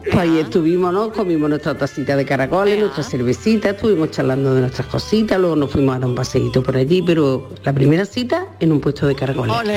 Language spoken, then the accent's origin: Spanish; Córdoba, Andalusia, Spain; los cordobeses le decimos los patos